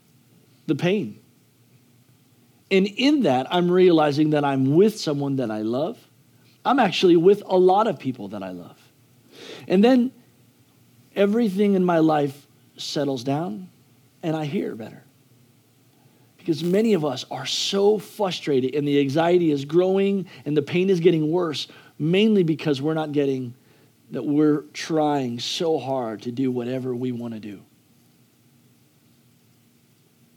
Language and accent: English; United States; I'm American